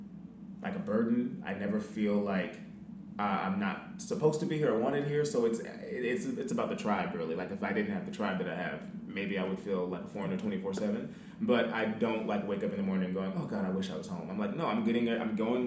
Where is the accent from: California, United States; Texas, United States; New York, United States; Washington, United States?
California, United States; about an hour outside of LA; moved away as an adult; also born or lived in Atlanta, Georgia; now in Birmingham, United States; Born and raised in California, about an hour outside of LA. So I'm used to sunny palm trees, freeways, traffic, Los Angeles, that kind of thing.